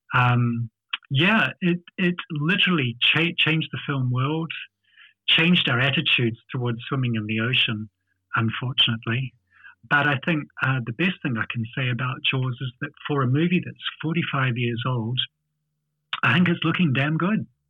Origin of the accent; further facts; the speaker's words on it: New Zealand; accent: Kiwi; my ugly Kiwi accent